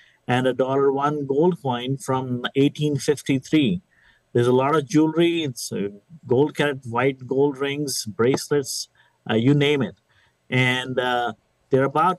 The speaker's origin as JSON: {"language": "English", "town": "Cape Girardeau", "region": "Missouri", "country": "United States", "said": "I am from Southeast Missouri, from Cape Girardeau, where I call it my home."}